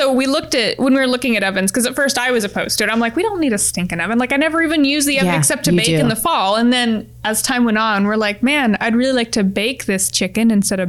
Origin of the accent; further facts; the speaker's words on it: Oregon, United States; moved away; So so we're from Oregon originally.